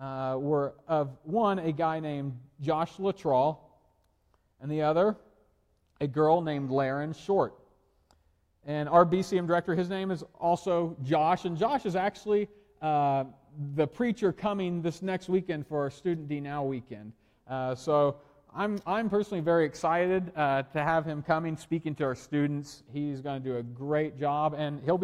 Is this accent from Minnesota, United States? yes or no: no; Oklahoma, United States; I'm from Oklahoma, and I went to a university in Oklahoma